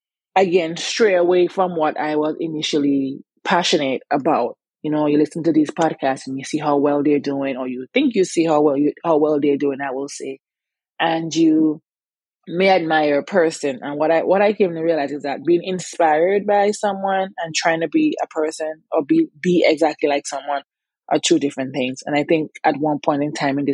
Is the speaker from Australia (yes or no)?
no; Antigua & Barbuda; moved away as an adult; also born or lived in New Jersey / New York / Virginia; now in United States; growing up in Antigua, I was very active